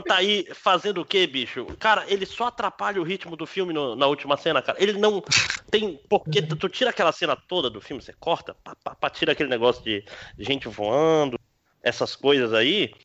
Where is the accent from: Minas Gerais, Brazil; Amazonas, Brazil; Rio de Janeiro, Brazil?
Amazonas, Brazil; eu sou brasileiro que nem tu, mas eu não me vejo na Globo porque eu sou amazonense